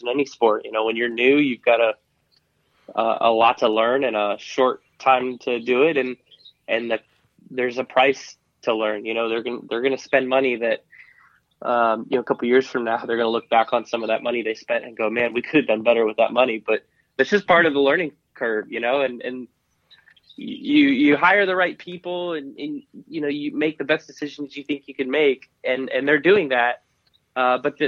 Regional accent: Cedar Rapids, Iowa, United States; I grew up in Iowa, and, you know, Iowa is a great state for motorsports

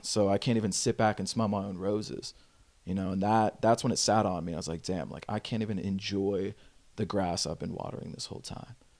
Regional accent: Pass Christian, Mississippi, United States; now in Los Angeles, United States; I actually grew up in a really, really small town, um, in Paso Christian, Mississippi.

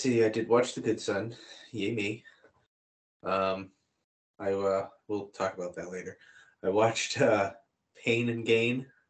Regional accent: Boston, Massachusetts, United States; we're both from Boston

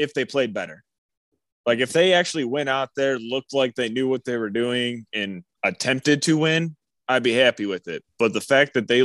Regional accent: Macomb County, Michigan, United States; I grew up in Macomb County. So that's down Michigan or Southeast Michigan.

